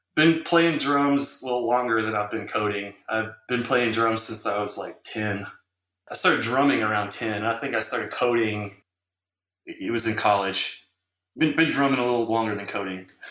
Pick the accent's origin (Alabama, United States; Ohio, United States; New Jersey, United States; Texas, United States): Texas, United States; Round Rock; Round Rock is just north of that, and that's where I went to high school and kind of grew up as a kid